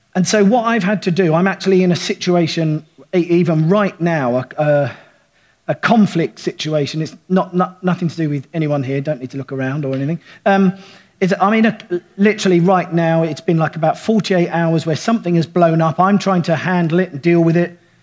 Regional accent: United Kingdom; I'm thoroughly British

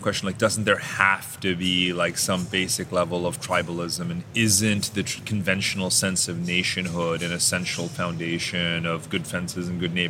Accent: India; born there; also born or lived in Germany; I was born in India, I was an Indian citizen, I became an American, I'm an American, and but it doesn't mean I'm not Indian. I'm still ethnically Indian.

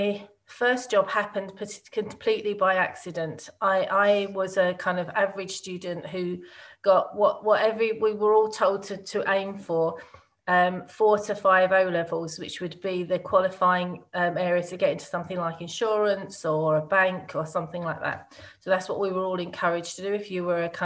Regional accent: Woodford, East of England, United Kingdom; I grew up in a small place called Woodford. I suppose the only way it's known is in Essex

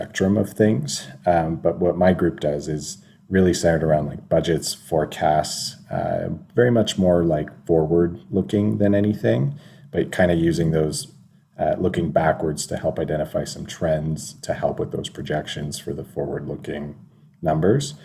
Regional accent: Welland, Ontario, Canada; I grew up in Welland

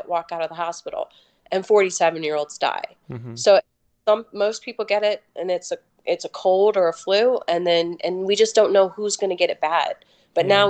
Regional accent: Maryland, United States; I'm from Maryland, which is a really well-vaccinated state.

